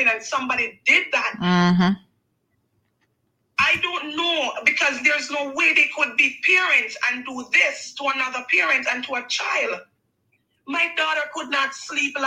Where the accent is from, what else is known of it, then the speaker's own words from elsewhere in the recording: Montego Bay, Saint James, Jamaica; I'm from Montego Bay.